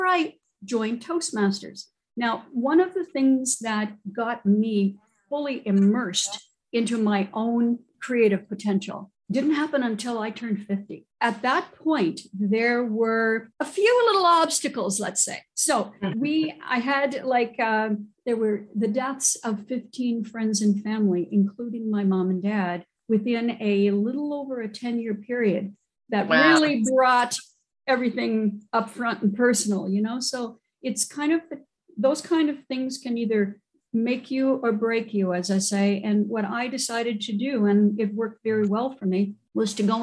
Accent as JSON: {"language": "English", "region": "New Brunswick", "country": "Canada", "said": "I am originally from New Brunswick, Canada"}